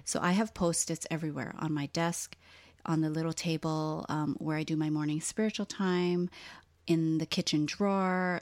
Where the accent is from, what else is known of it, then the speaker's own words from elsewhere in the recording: Hawaii, United States; also born or lived in Southern California; now in Portland, Oregon, United States; people like us who were both born and raised in Hawaii, and then we lived in California for a long time